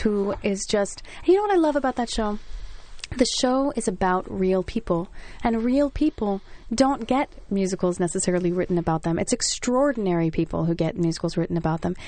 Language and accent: English; New Jersey, United States; I'm from Jersey